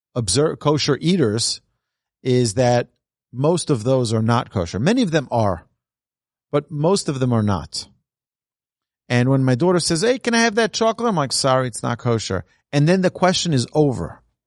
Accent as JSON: {"language": "English", "town": "New York City", "region": "New York", "country": "United States", "tie": "born or raised there", "said": "Growing up in Brooklyn, we were recipients of a lot of abuse"}